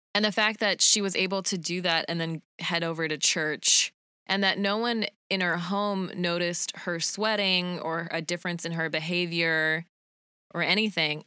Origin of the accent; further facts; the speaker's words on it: Utah, United States; a lot of Mormon kids from when I grew up in Utah